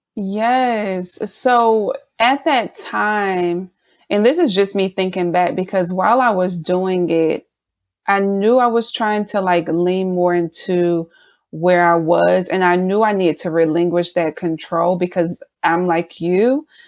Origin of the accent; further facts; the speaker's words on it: South Carolina, United States; now in Baltimore, United States; I'm originally from South Carolina, but me and my family currently reside in Baltimore